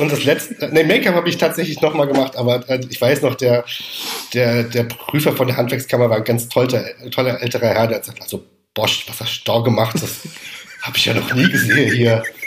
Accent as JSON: {"language": "German", "region": "Rhineland-Palatinate", "country": "Germany", "tie": "born or raised there", "also_born_or_lived": "Heidelberg / Mainz area / Paris / Mannheim", "said": "ich komme aus der Pfalz"}